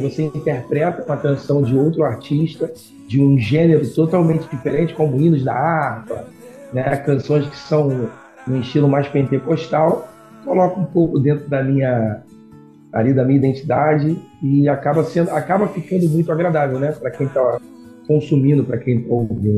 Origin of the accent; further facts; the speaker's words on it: Rio de Janeiro, Brazil; now in Niterói, Brazil; eu sou natural do Rio, né? Nasci no Rio de Janeiro, hoje, hoje eu resido em Niterói